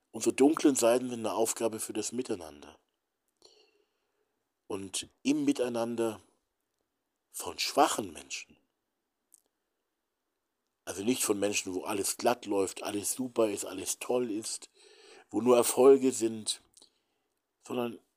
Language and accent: German; Hamburg, Germany; Aber warum hat man Städte mit Zivilisten wie Hamburg, ich bin ja Hamburger, Hamburg, Dresden, Nürnberg, Berlin zerbombt?